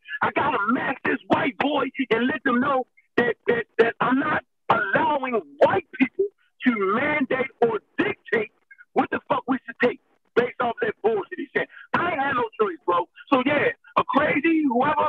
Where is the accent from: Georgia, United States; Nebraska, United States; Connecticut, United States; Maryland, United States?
Maryland, United States; Baltimore; I'm a dude from Baltimore, Maryland